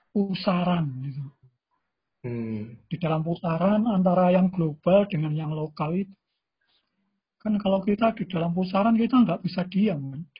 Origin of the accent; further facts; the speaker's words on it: Java, Indonesia; first language Javanese; Indonesian is a second language; Uh, saya di Jawa ini ya, ya saya bahasa ibu saya bahasa Jawa gitu.